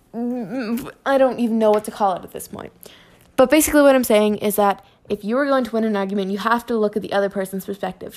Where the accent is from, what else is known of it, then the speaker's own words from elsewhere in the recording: Canada; I'm from Canada.